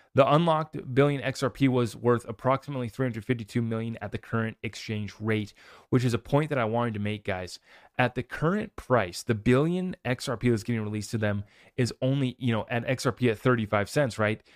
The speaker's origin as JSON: {"language": "English", "country": "United States", "said": "I'm an American"}